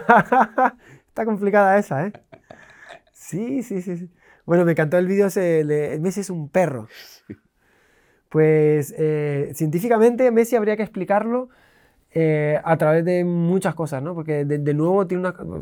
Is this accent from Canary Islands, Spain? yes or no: yes; Canary Islands, Spain; moved away; also born or lived in Switzerland / England; yo me crié en las, Islas Canarias